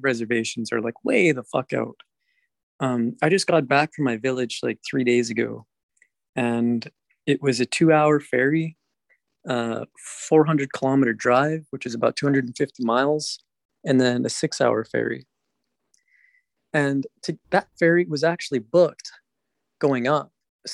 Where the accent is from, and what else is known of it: Canada; born or raised there